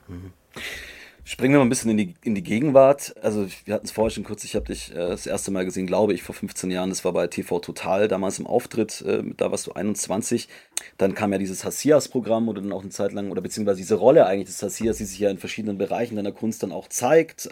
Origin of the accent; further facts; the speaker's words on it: Munich, Bavaria, Germany; bei mir in Bayern, ich komme aus München